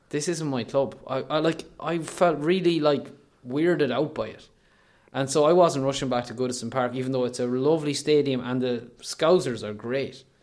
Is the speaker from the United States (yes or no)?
no; Leitrim, Connacht, Ireland; I'm from Leitrim